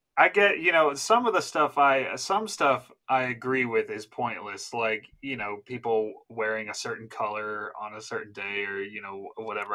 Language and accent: English; New Jersey, United States; my home state in New Jersey